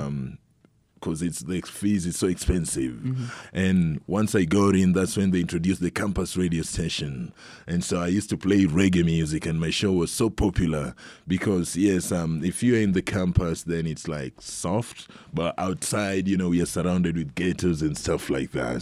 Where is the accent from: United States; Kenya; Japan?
Kenya; moved away; I'm from Kenya